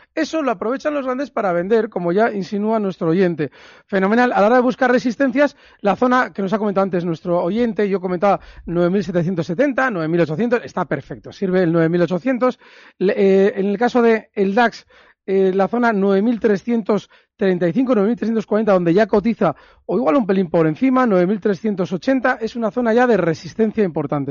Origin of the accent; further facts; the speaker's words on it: Bilbao, Basque Country, Spain; hayas estado por mi tierra